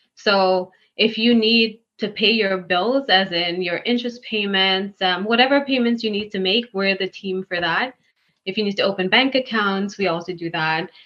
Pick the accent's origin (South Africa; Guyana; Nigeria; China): Guyana; moved away as an adult; now in New York, United States; I'm actually from Guyana